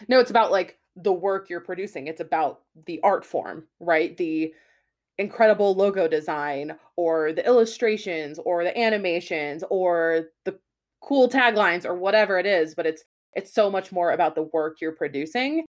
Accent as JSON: {"language": "English", "region": "West Coast", "country": "United States", "also_born_or_lived": "New Hampshire / Boston", "moved": "as an adult", "said": "I'm from the West Coast"}